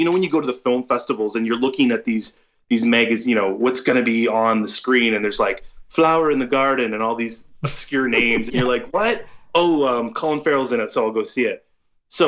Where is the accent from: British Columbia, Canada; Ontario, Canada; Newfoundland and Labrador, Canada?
Ontario, Canada; Toronto; I'm from Toronto